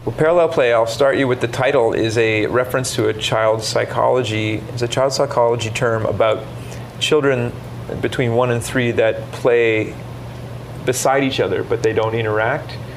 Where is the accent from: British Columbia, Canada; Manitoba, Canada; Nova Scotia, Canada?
Nova Scotia, Canada; Halifax; we grew up in Halifax